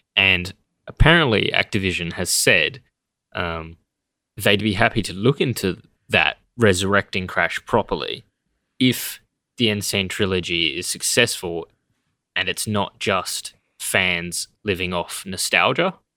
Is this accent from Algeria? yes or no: no; Australia; we're Australian